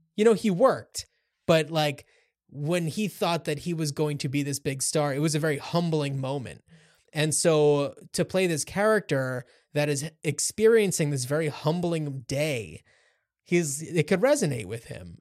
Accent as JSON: {"language": "English", "town": "Cranford", "region": "New Jersey", "country": "United States", "tie": "born or raised there", "said": "you and I grew up in Cranford, New Jersey"}